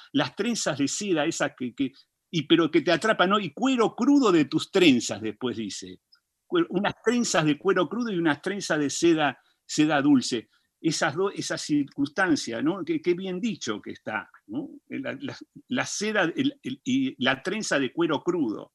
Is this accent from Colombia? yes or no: no; Argentina; somos argentinos